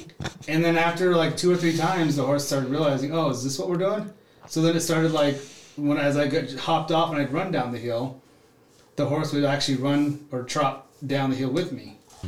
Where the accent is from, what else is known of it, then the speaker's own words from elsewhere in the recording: Utah, United States; And so I grew up in Southern Utah. My dad worked for the mining industry, so we traveled a lot, but I was always back at the Four Corners, Monument Valley, my grandma's place